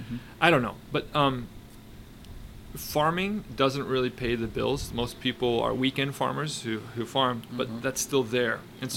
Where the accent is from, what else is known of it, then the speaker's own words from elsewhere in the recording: Tateshina, Nagano, Japan; when I'm back in my hometown in Tateshina